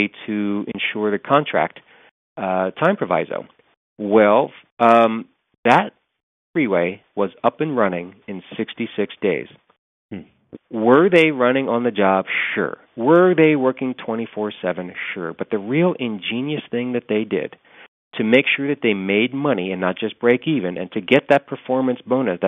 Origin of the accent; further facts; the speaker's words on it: Los Angeles, California, United States; I'm from Los Angeles